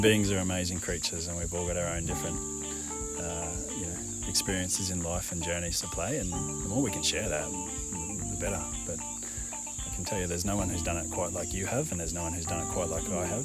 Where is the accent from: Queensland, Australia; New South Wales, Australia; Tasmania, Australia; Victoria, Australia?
Queensland, Australia; Ipswich; also born or lived in Brisbane; now in Gold Coast, Australia; I grew up in Ipswich, just outside of Brisbane, west of Brisbane